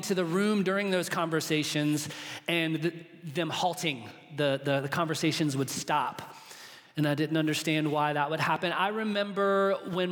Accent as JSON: {"language": "English", "town": "Charlotte", "region": "North Carolina", "country": "United States", "tie": "born or raised there", "said": "I was born in Charlotte, North Carolina, into a family"}